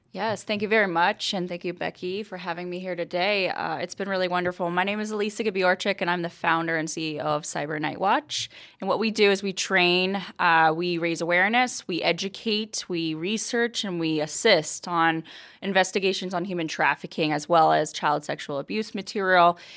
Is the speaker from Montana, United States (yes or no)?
yes; Billings, Montana, United States; moved away; I was born and raised in Billings, Montana